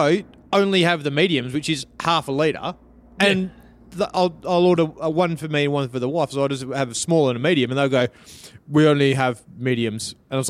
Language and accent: English; Western Australia, Australia; We're from West Australia.